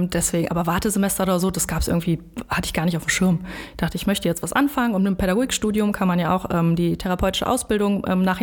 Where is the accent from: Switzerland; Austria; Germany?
Germany; Bonn, North Rhine-Westphalia; Ich wurde in Bonn geboren, habe auch nie woanders gelebt.